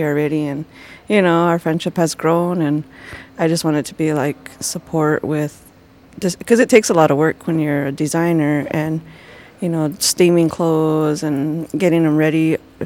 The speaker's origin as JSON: {"language": "English", "area": "Ohkay Owingeh, Taos Pueblo", "region": "New Mexico", "country": "United States", "said": "I'm from Okiawinge, Taos Pueblo, and the Navajo Nation, and I'm an indigenous fashion designer, and I'm out of New Mexico"}